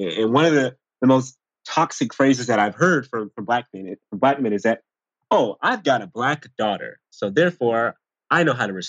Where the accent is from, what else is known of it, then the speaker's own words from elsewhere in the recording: College Park, United States; I grew up in College Park